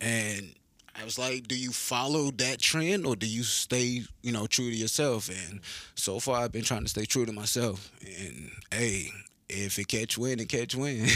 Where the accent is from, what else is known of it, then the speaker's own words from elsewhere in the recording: Pollocksville, North Carolina, United States; moved away as an adult; now in Clarksville, United States; I'm from this small, like, town called Pollocksville. It's, like, off by the coast, little country-ass town